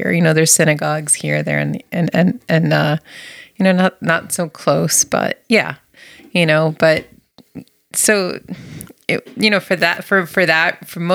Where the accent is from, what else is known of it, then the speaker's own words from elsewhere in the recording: New Jersey, United States; also born or lived in Massachusetts; now in Pioneer Valley, Massachusetts, United States; I grew up in New Jersey and in a predominantly Jewish Italian type of environment